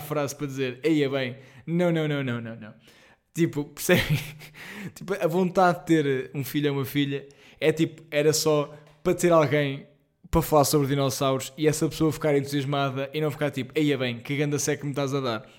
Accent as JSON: {"language": "Portuguese", "country": "Portugal", "said": "nós, enquanto portugueses"}